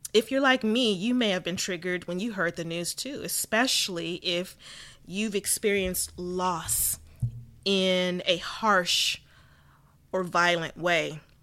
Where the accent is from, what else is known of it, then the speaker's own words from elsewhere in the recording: Southern California, United States; I was born and raised in Southern California